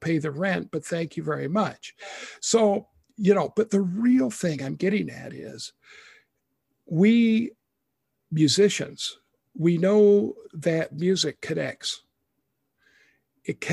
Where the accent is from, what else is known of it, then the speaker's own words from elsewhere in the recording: Idaho, United States; also born or lived in Texas / Waukesha, Wisconsin; now in Wisconsin, United States; even though I'm not originally from Texas, I'm from Idaho